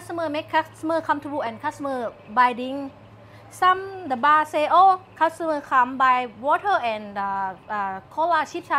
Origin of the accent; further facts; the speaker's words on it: Udon Thani, Thailand; English is a second language; moved away as an adult; now in Pattaya, Thailand; I'm from Udon Thani.